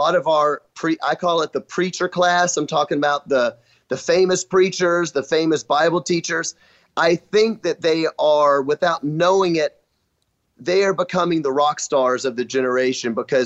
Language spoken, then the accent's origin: English; Memphis, Tennessee, United States; moved away as an adult; now in Kenosha, United States; I grew up in Memphis, Tennessee